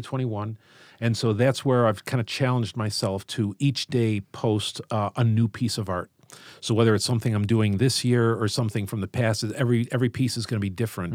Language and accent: English; Chicago, Illinois, United States; I grew up in Chicago and, uh, went to Saint Lawrence High School and have always worked around here, so I'm, I'm part of the Southwest side